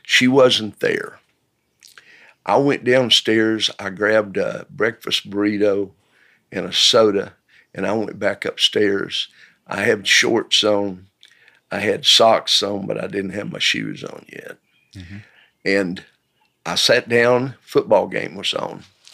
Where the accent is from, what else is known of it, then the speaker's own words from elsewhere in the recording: Knoxville, Tennessee, United States; born there; I was born in 1947 in the County of Knox in East Tennessee, in the city of Knoxville.